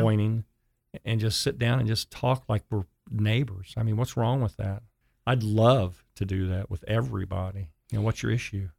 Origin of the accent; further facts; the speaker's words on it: Dayton, Ohio, United States; moved away as an adult; also born or lived in Kettering, Ohio; now in Chattanooga, United States; I grew up in Dayton, Ohio.